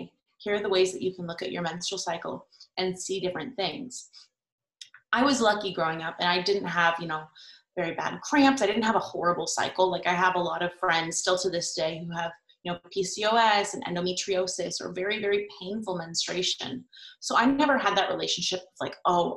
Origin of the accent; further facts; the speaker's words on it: California, United States; I grew up in California at a very liberal school